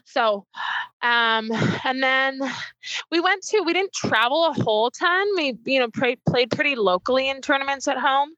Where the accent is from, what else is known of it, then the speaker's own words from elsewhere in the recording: Port Coquitlam, British Columbia, Canada; also born or lived in Burnaby; I was born in Burnaby. Um, grew up in Port Coquitlam